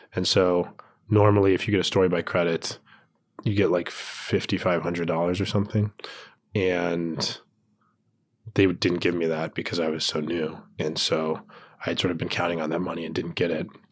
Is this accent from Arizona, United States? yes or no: yes; Tucson, Arizona, United States; moved away; I was home in Tucson, I'm from Tucson, Arizona